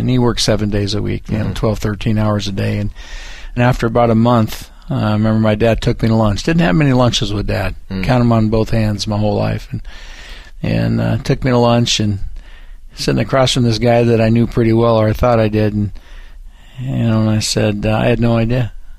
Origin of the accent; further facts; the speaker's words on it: Downey, California, United States; Yeah, I was actually born and raised about 80 miles from here, just north in Los Angeles in a city called Downey, California.